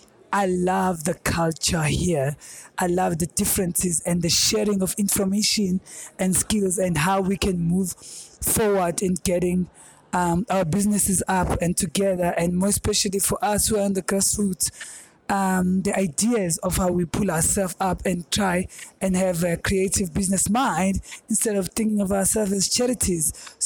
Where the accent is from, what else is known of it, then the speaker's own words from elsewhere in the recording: Johannesburg, Gauteng, South Africa; I'm from South Africa, Johannesburg, and I'm the founder of and the director of Ntethelelo Foundation